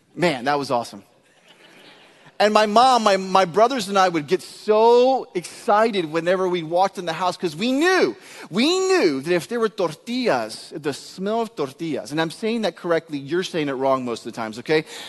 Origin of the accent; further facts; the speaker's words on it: Texas, United States; I am from Texas